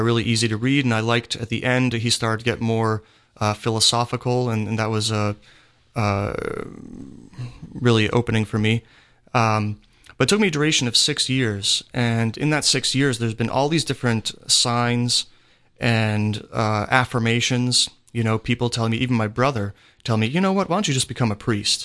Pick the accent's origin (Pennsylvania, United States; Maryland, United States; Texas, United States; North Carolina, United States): Pennsylvania, United States; I'm from Pennsylvania